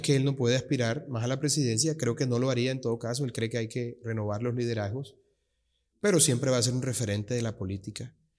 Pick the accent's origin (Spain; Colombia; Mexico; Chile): Colombia; Colombian Caribbean coast, Caribbean Region; also born or lived in Bogotá, Colombia; mis padres ambos son costeños. No, yo soy Caribe 100%